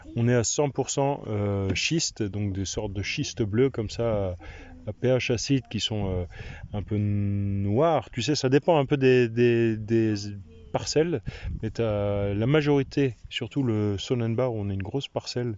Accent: Reichshofen, Grand Est, France; moved away; Du nord de Strasbourg, à Reichshofen

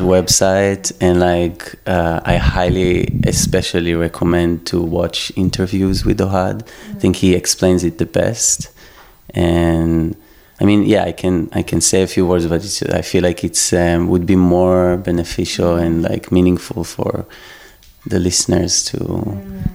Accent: Israel; also born or lived in Constanța, Romania; I was born in Romania, but I grew up, grew up in Israel, so my whole life were basically in Israel.

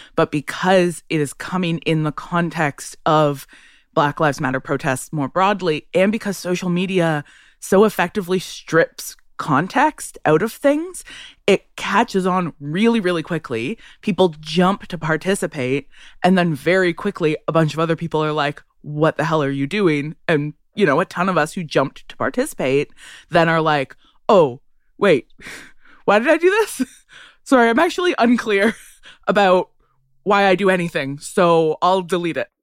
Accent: Ottawa, Ontario, Canada; I grew up in Ottawa

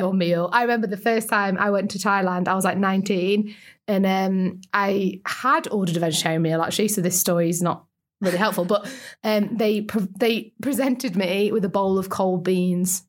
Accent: Lake District, North West England, United Kingdom; I'm from the Lake District

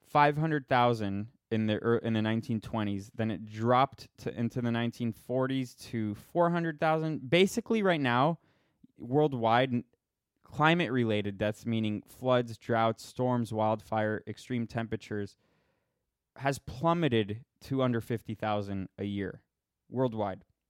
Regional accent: Florida, United States; I'm from Florida

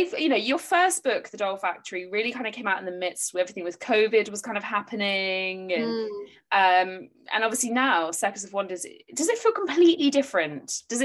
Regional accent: England, United Kingdom; We're English, so when we get like a tiny glimpse of sun, we're like, oh, I'm in Devon and it has been raining pretty much all day.

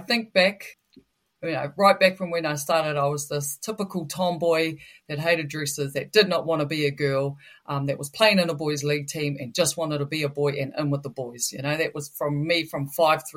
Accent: Putaruru, Waikato, New Zealand; Born and raised in Putaruru. Very proud of my upbringing back down there. A true Waikato girl through and through.

